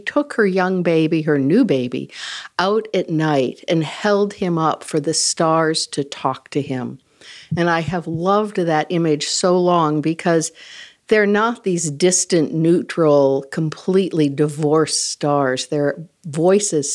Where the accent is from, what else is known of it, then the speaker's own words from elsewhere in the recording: Midwest, United States; also born or lived in Wisconsin; many of my winters spent growing up in the Midwest